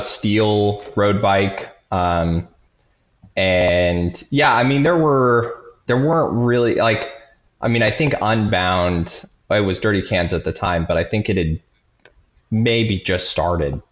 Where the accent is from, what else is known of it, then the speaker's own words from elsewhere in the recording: Nebraska, United States; I grew up in Nebraska